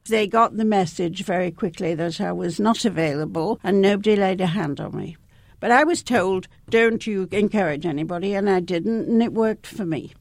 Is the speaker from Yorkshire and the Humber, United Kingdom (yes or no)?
yes; Leeds, Yorkshire and the Humber, United Kingdom; I was growing up in, in the north of England, where I come from, and of course, I come from Leeds.